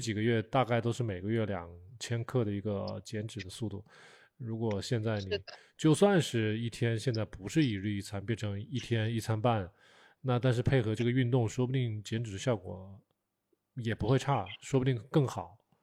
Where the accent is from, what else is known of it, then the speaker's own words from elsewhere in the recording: China; 我们可能作为中国人嘛，从小都是被 被训斥大的，被，被吓大的